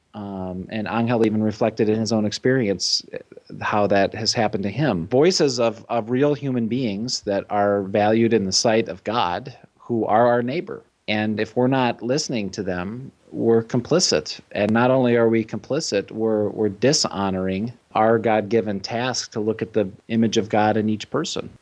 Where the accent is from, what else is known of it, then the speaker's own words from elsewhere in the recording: Chicago, Illinois, United States; moved away; I'm from the Chicago area